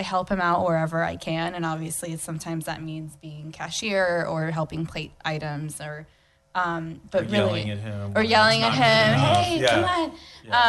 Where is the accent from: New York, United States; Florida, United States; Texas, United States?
Florida, United States; Orlando; also born or lived in Peru; I grew up in Orlando for the most part. I've been here since I was in elementary school.